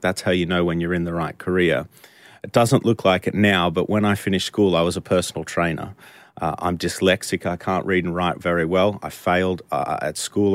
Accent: Australia; moved away as an adult; now in United Kingdom; I'm not from the U K, I'm from Australia

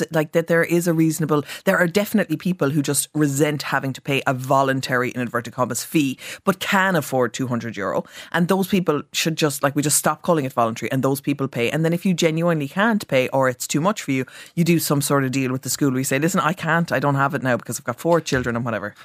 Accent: Cork, Munster, Ireland; I'm from Cork

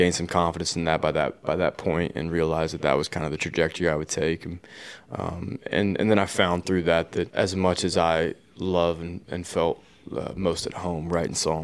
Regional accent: Nashville, Tennessee, United States; being in Nashville, growing up here

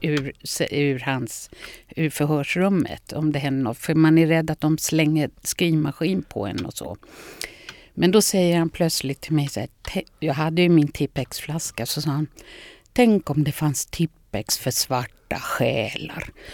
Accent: Lidingö, Stockholm County, Sweden; Jag är uppvuxen på Lidingö

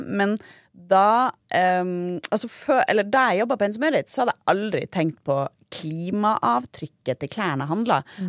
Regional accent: Tromsø, Troms, Norway; moved away; jeg er jo også fra Tromsø

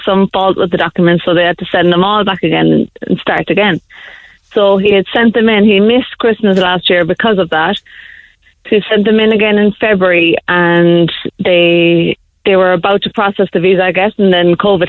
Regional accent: Ireland; moved away; also born or lived in New York, United States / Colombia

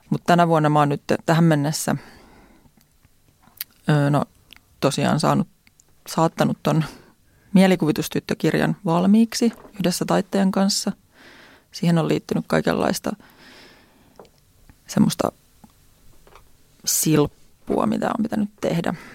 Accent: Järvenpää, Uusimaa, Finland; now in Tampere, Finland; Mä oon Järvenpäästä kotoisin.

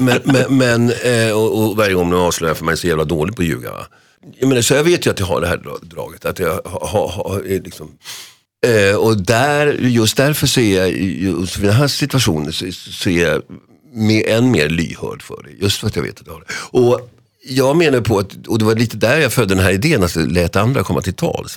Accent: Solna, Stockholm County, Sweden; hemma i Huvudsta

